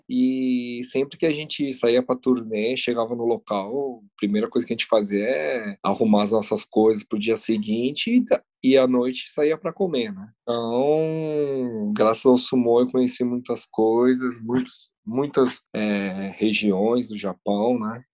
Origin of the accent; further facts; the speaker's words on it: Brazil; moved away; also born or lived in Japan; na época que eu saí do Brasil